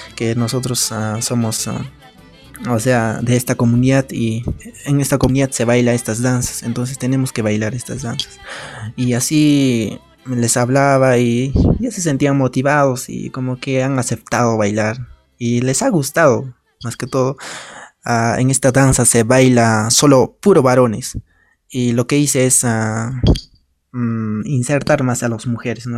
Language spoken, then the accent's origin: Spanish; a village in Cusco, Peru; a mi pueblo, a mi comunidad